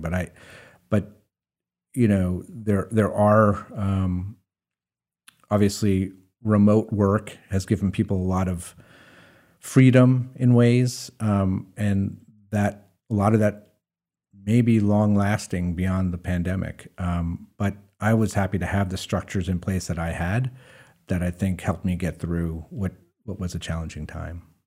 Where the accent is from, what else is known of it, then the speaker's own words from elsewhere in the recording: Hudson Valley, New York, United States; now in Maine, United States; I grew up in the Hudson Valley